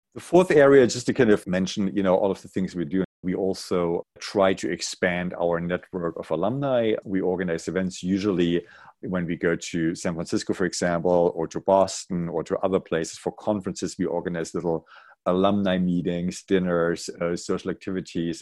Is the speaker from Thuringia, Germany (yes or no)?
yes; Jena, Thuringia, Germany; English is a second language; moved away as an adult; also born or lived in Leipzig / Georgia, United States; now in New York, United States; I'm from Jena originally, and then I grew up in East Germany